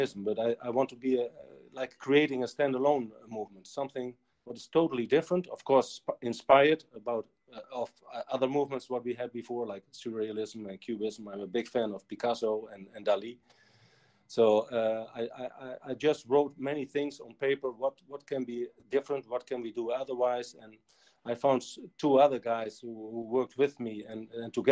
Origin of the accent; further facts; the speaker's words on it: Netherlands; I'm from Holland